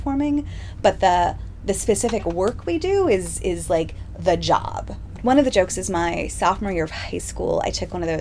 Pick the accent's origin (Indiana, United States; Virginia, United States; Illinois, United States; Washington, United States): Washington, United States; Seattle; I was born in Seattle and had a religiously complicated childhood